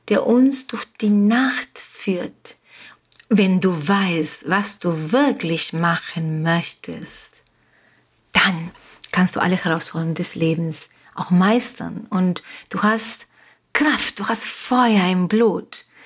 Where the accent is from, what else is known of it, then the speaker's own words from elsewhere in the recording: Uruguay; first language Spanish; German is a second language; also born or lived in Germany; now in Mallorca, Spain; Wie du merkst, wie du hörst, Deutsch ist nicht meine Muttersprache. Meine Muttersprache ist Spanisch. Ich bin in Uruguay geboren und aufgewachsen. Ich bin aber jetzt schon 32 Jahre in Deutschland gewesen